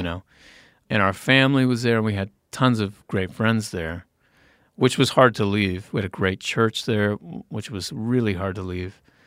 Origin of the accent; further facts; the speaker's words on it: Indiana, United States; moved away; from Indiana